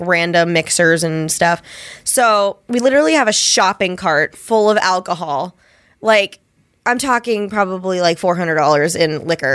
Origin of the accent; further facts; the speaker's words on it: Ohio, United States; I'm from Ohio